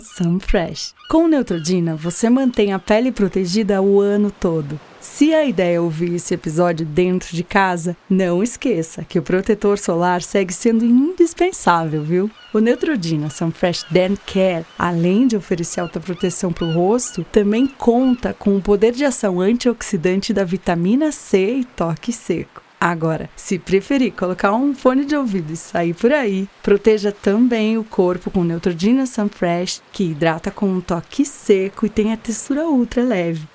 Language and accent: Portuguese; São Paulo, Brazil; eu sou da, da periferia aqui de São Paulo, da Zona Norte.